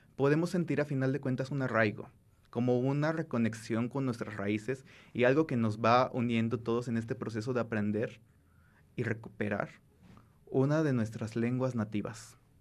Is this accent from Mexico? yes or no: yes; Mexico; nuestra identidad como mexicanos